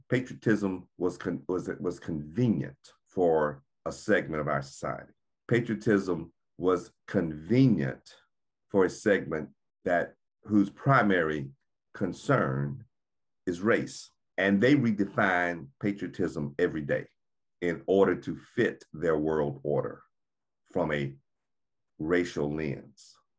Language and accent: English; United States; We had to prove that we were Americans.